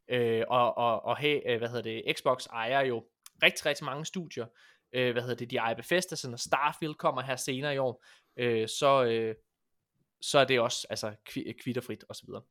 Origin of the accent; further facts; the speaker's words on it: West Jutland, Central Denmark Region, Denmark; jeg er vestjyde